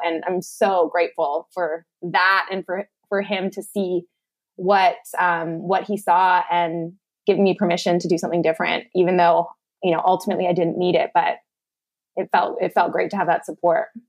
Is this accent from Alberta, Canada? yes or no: yes; Lethbridge, Alberta, Canada; moved away as an adult; also born or lived in Malaysia; moved back home to my hometown uh, of Lethbridge, Alberta, and was living back in my parents' basement.